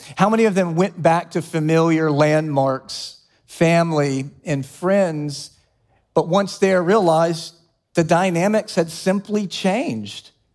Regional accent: Columbia, South Carolina, United States; moved away as an adult; also born or lived in Charlotte, North Carolina; my family was living in my hometown of Columbia, South Carolina

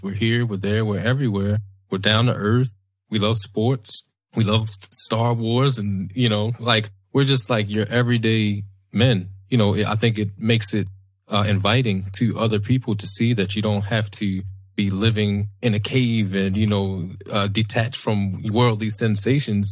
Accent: Baltimore, Maryland, United States; we grew up in West Baltimore, lived in West Baltimore, dangerous place

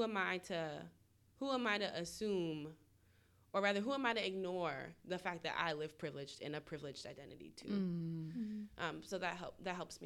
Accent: Northern New Jersey, East Coast, United States; moved away as an adult; also born or lived in Atlanta, Georgia; I'm from the East Coast originally. My family is in Northern New Jersey

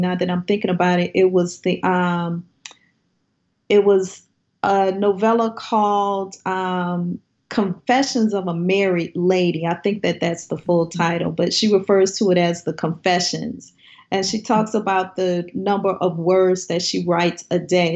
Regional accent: New Orleans, Louisiana, United States; I'm from the New Orleans area

